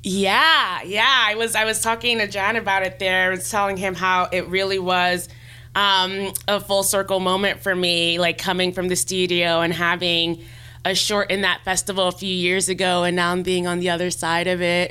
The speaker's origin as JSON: {"language": "English", "region": "New York", "country": "United States", "moved": "as an adult", "lives_now": "Los Angeles, United States", "said": "I'm I'm from New York originally, and I came out here in 2013, fall of 2013"}